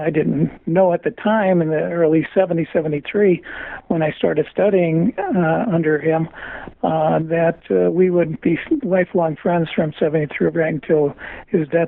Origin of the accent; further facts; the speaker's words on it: Dunmore, Pennsylvania, United States; moved away; also born or lived in Brooklyn, New York; I was born in Brooklyn and raised in northeastern Pennsylvania, a little town called Dunmore.